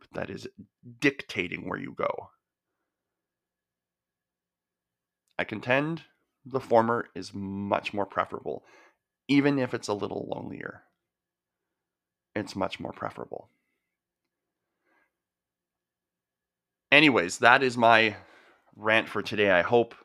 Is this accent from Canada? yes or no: yes; the Okanagan, British Columbia, Canada; I grew up in the Okanagan